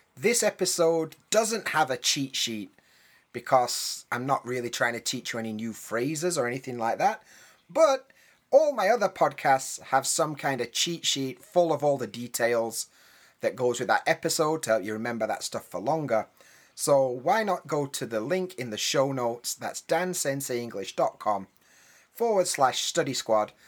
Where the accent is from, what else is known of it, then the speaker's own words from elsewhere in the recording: United Kingdom; first language English; moved away; I'm a British guy, I know a bit about British English